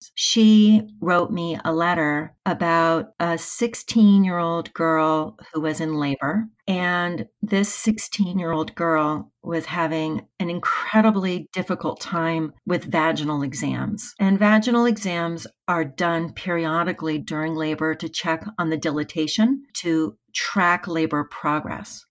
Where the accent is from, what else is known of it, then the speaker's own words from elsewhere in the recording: United States; I am from the United States